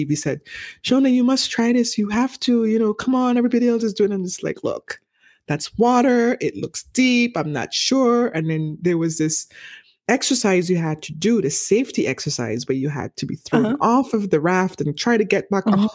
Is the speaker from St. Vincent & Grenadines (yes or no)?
yes; St. Vincent & Grenadines; moved away; growing up in the Caribbean, I'm from the Eastern Caribbean